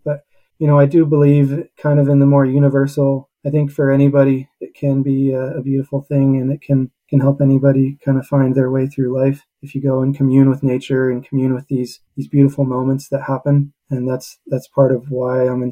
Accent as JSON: {"language": "English", "town": "Pittsburgh", "region": "Pennsylvania", "country": "United States", "tie": "born or raised there", "also_born_or_lived": "Utah", "moved": "as an adult", "said": "I grew up in Pittsburgh, Pennsylvania."}